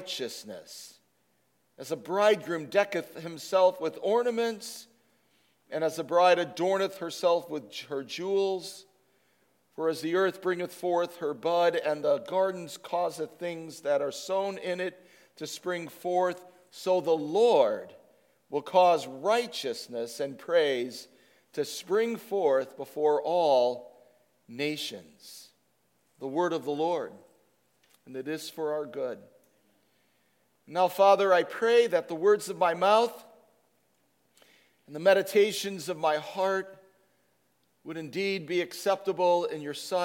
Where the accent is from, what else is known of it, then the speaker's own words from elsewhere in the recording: Chicago, Illinois, United States; moved away; As a kid, I grew up with hootenannies in Chicago